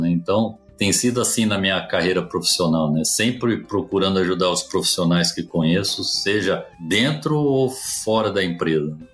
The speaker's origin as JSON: {"language": "Portuguese", "town": "Presidente Prudente", "region": "São Paulo", "country": "Brazil", "tie": "born there", "said": "Eu que nasci em Presidente Prudente, calor de 40 graus, estando exposto a menos 25, foi um negócio realmente diferente para mim."}